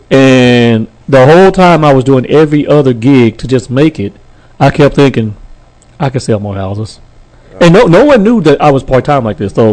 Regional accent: Texarkana, Texas, United States; now in Fort Worth, United States; I'm originally from Texarkana, Texas.

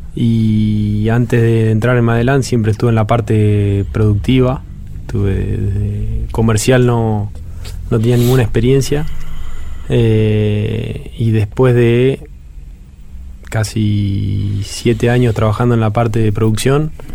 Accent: Trenque Lauquen, Buenos Aires Province, Argentina; soy oriundo de Trenkelauken

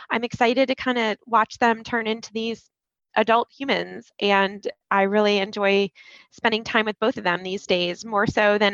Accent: Columbus, Ohio, United States; I grew up in Columbus

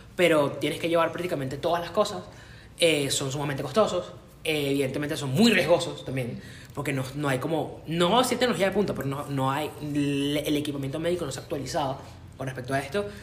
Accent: Caracas, Capital District, Venezuela; yo que vivo y nací en Caracas

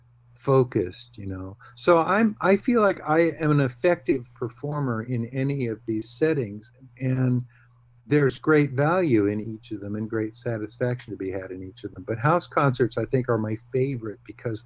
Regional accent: Bay Area, California, United States; I don't work in the Bay Area very often.

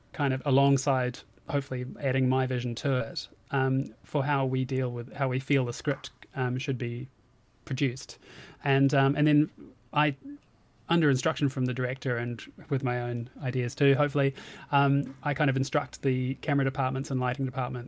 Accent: Auckland, New Zealand; moved away as an adult; now in United Kingdom; I'm from New Zealand and up in Auckland and moved over to the UK in 2007

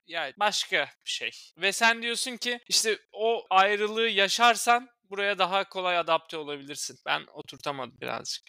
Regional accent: Turkey; moved away as an adult; also born or lived in Istanbul, Turkey; now in London, United Kingdom; bir Türk olarak

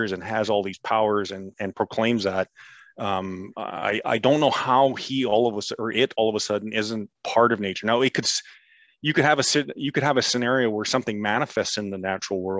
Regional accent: Canada; being Canadian and the Queen's English

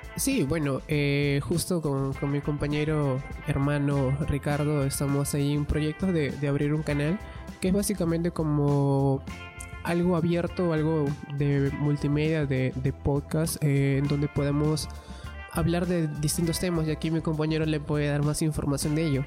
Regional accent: Ica, Peru; now in Lima, Peru; yo soy de Ica

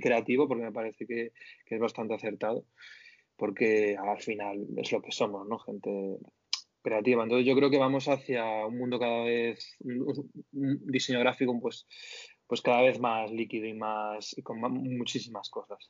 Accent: Spain; como españoles

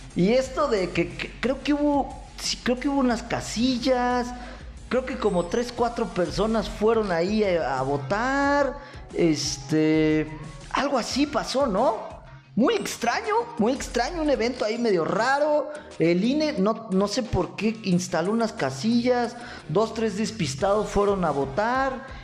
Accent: Michoacán, Mexico; los michoacanos somos gente pensante

